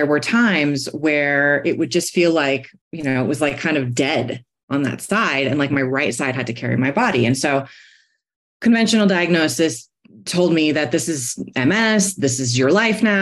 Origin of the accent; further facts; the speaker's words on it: New York City, New York, United States; now in Golden, United States; I live in Golden, Colorado, but I'm a New Yorker, born and raised in the Bronx